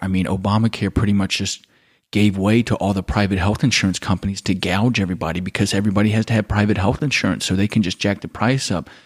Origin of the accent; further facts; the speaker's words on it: United States; moved away as an adult; now in Germany; growing up in America